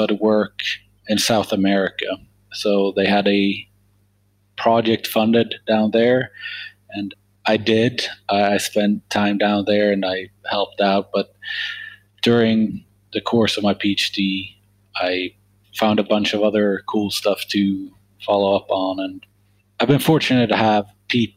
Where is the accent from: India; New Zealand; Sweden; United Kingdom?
Sweden; moved away as an adult; now in United States; I'm from Sweden originally.